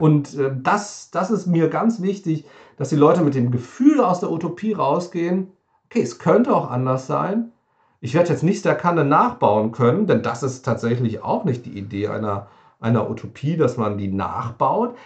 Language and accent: German; near Wiesbaden, Hesse, Germany; komme ich aus der Nähe von, von Wiesbaden